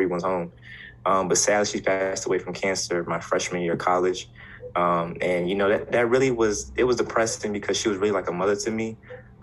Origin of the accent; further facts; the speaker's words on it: Hampton, Virginia, United States; moved away as an adult; now in Blacksburg, United States; I'm actually from Hampton, Virginia